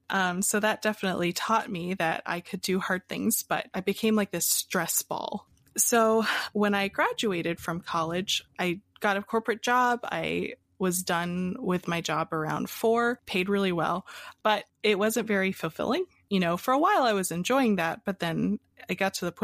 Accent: Pennsylvania, United States; also born or lived in Hawaii; Uh, so, I was born in Hawaii and uh, I moved around a lot as a kid. And finally, we ended up in Pennsylvania.

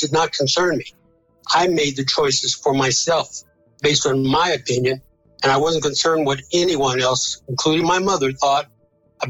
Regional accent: El Paso, Texas, United States; Where I grew up in El Paso, Texas, we were isolated from the harsh events that were happening around the country in the Deep South

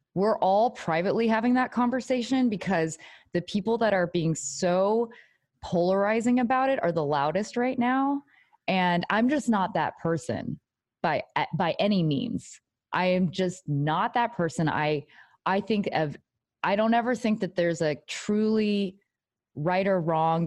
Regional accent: Texas, United States; I'm, like, from Texas, like, I'm Asian American

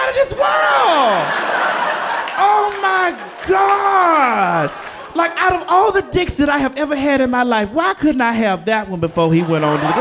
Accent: the South, United States; I'm from the South. So being from the South, you know, we are Bible people, right? The Bible Belt down there

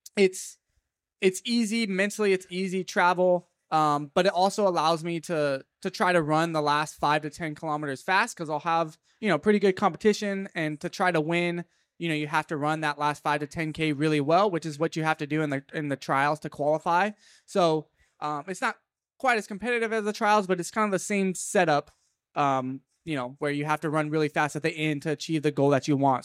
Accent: Fresno, California, United States; my hometown of Fresno

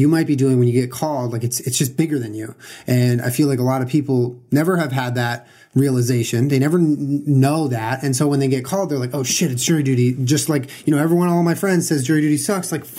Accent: California, United States; I grew up in California

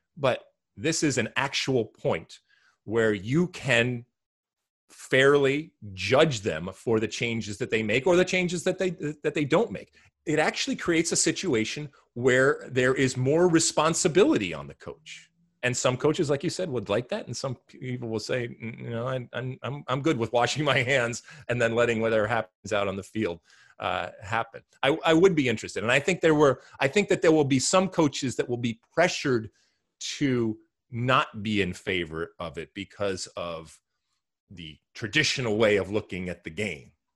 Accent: Detroit, Michigan, United States; my home city, in my home state

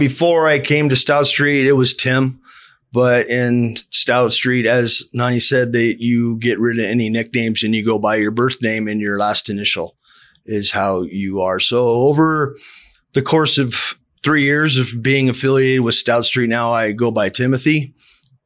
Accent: Palisade, Colorado, United States; also born or lived in California; I had a really good childhood growing up in Colorado

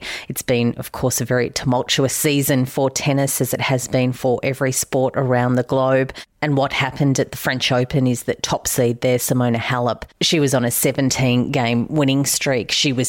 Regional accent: Australia; accent: Australian; my accent isn't really great at much other than Australian

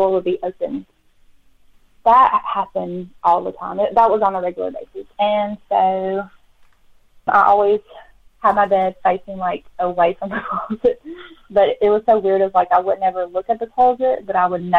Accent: Childersburg, Alabama, United States; I grew up in Childersburg, Alabama

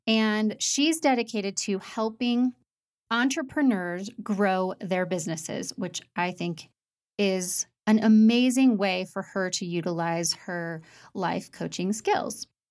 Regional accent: United States; moved away as an adult; also born or lived in Rocky Mountains; I'm from Saint Louis in Indiana, and we moved to the Rocky Mountains

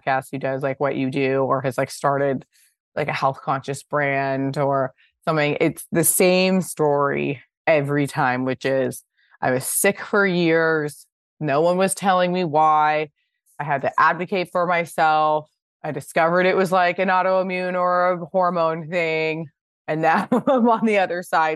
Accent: Pasadena, California, United States; I grew up in Pasadena

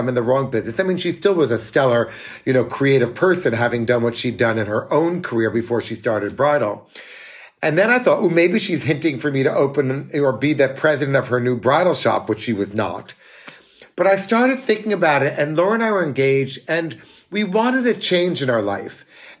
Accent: New York City, New York, United States; But as every New Yorker who has it in their blood, we are back.

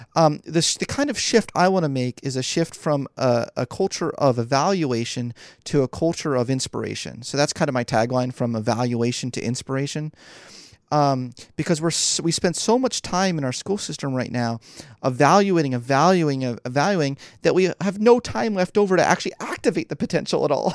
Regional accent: Philadelphia, Pennsylvania, United States; moved away as an adult; also born or lived in New York; I was born and raised in Philly.

